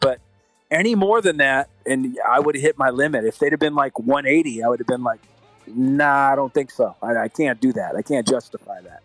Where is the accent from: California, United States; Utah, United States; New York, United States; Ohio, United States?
California, United States; we're from California